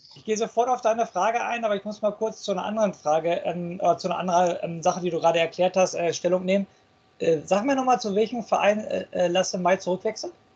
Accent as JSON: {"language": "German", "town": "Dortmund", "region": "North Rhine-Westphalia", "country": "Germany", "said": "Ich komme auch aus Dortmund"}